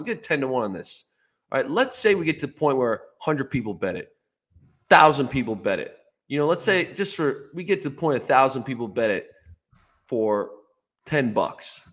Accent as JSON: {"language": "English", "region": "Ontario", "country": "Canada", "tie": "born or raised there", "said": "growing up in Ontario"}